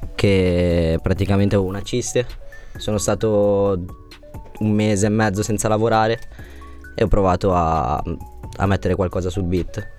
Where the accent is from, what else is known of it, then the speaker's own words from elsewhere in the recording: Monza, Lombardy, Italy; now in Cesano Boscone, Italy; Sono di abitavo sono nato a Monza, adesso abito a Cesano Boscone, dove lavoro, praticamente sono di zona lì adesso